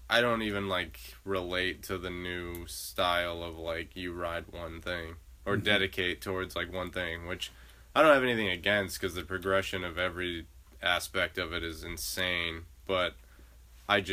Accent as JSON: {"language": "English", "town": "Middleborough", "region": "Massachusetts", "country": "United States", "tie": "born or raised there", "also_born_or_lived": "Florida / North Carolina", "said": "I grew up in Mass, and actually mm-hmm. in Middleborough"}